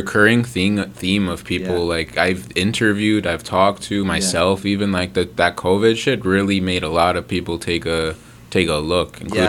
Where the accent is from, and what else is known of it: Mississauga, Ontario, Canada